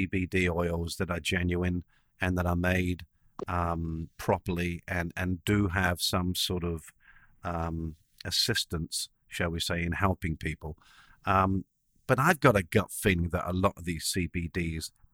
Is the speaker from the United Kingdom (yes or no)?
yes; England, United Kingdom; I'm English